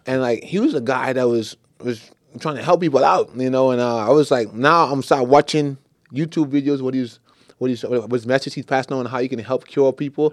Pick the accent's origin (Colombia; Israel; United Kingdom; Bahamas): Bahamas; I'm from the Bahamas. It's all dancehall reggae